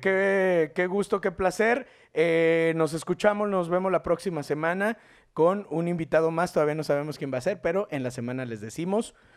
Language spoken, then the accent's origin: Spanish; León, Guanajuato, Mexico; yo soy de la Deportiva 2